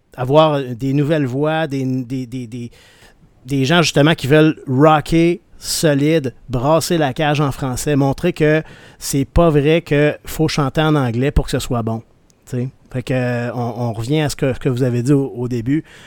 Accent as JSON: {"language": "French", "town": "Rimouski", "region": "Quebec", "country": "Canada", "said": "je viens de Rimouski"}